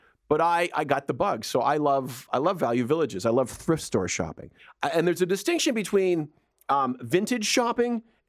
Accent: Edmonton, Alberta, Canada; also born or lived in Nova Scotia; When I was a kid, I grew up in Edmonton. I was born in Nova Scotia, but I grew up in Edmonton.

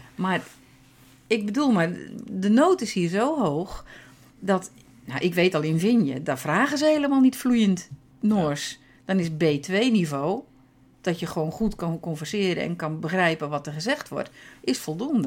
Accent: Netherlands; moved away as an adult; now in Norway

